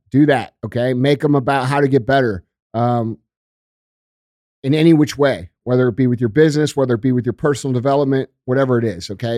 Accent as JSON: {"language": "English", "country": "United States", "said": "I am the American fucking dream"}